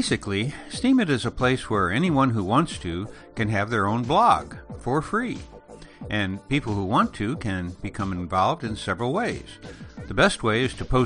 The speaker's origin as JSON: {"language": "English", "town": "Elgin", "region": "Illinois", "country": "United States", "tie": "born or raised there", "moved": "yes", "said": "I grew up on the outskirts of Chicago in the small town of Elgin"}